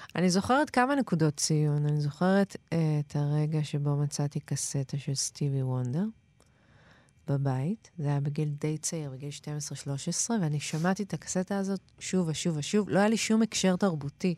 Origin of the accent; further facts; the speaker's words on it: Ramot HaShavim, Central District, Israel; גדלתי ברמות השבים